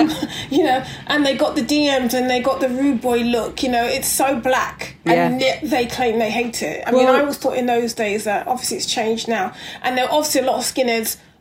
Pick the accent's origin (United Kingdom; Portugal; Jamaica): United Kingdom; London; also born or lived in Middlesbrough; I went to Stockwell junior school, and I used to, after school, I used to go to that skateboard park